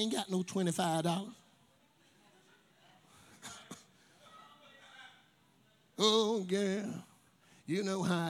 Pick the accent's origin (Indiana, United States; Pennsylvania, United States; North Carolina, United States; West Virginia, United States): North Carolina, United States; Tarboro; I'm from Tarboro, North Carolina. Come from apartment 81 East Side home